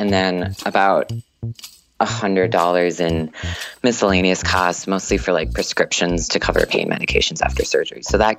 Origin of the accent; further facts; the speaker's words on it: Minnesota, United States; I'm an engineering student. I'm from Minnesota.